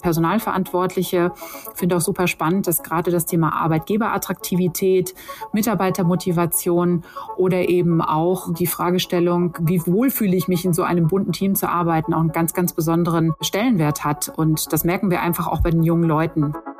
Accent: Sauerland, North Rhine-Westphalia, Germany; in meinem Heimatort im Sauerland

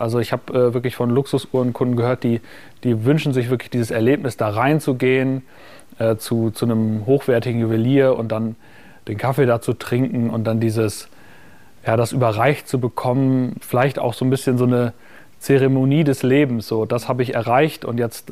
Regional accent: Münster, North Rhine-Westphalia, Germany; moved away; damals habe ich ja noch in meiner Heimatstadt Münster gewohnt

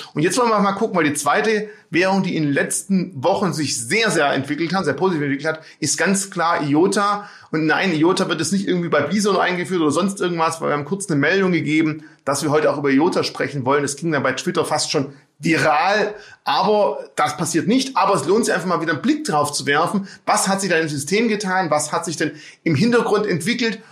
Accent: Swabia, Baden-Württemberg, Germany; als Schwabe

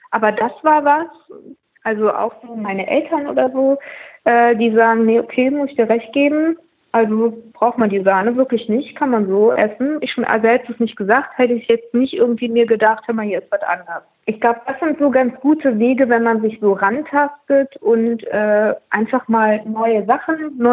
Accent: Austria; als Österreicherin liebe ich natürlich Pfifferlinge

